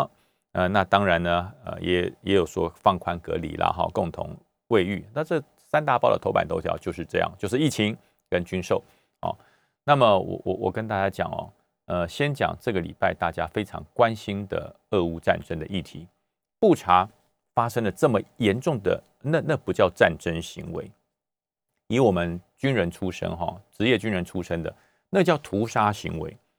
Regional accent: Taoyuan, Taiwan; 最后还有一点，就是国民党的大乱斗啊，在哪里斗呢？就在我的我的家乡桃园，就在那边斗起来了。

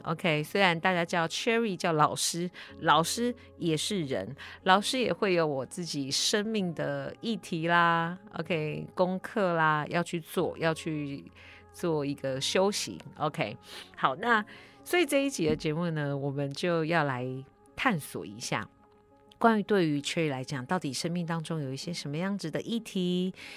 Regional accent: Taiwan; 我就是台湾的阿信这样子

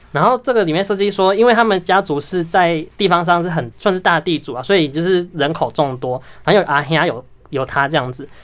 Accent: Tainan, Taiwan; 我是南部人

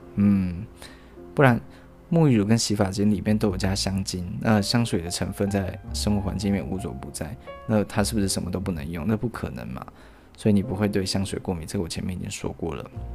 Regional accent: Taiwan; 我们是台湾人

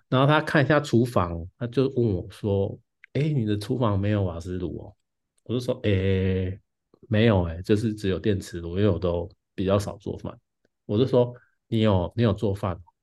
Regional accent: Taichung, Taiwan; now in Taipei, Taiwan; 因为我是台中人，我住台北嘛，那之前嗯。都是跟别人分租

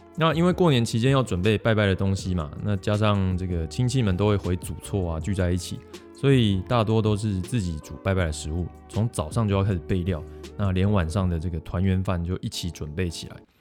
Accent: Yunlin County, Taiwan; moved away; 因为我老家在云林嘛

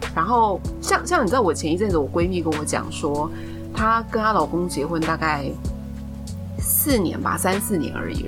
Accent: Taiwan; 我是台湾土生土长的代表A小姐

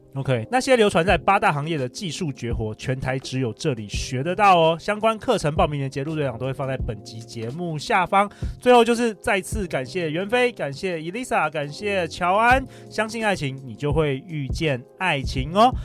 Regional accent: Taiwan; moved away as an adult; also born or lived in United States; 我们台湾人很少讲这个字，调情，flirt

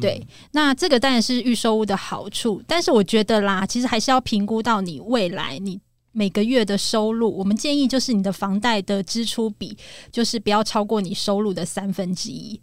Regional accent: Taipei, Taiwan; moved away as an adult; now in Zhubei, Taiwan; 我是属于脱北者，就是我嗯。是台北人，但是我选择在新竹竹北。 买房，那嗯。跟我的先生工程师一起努力

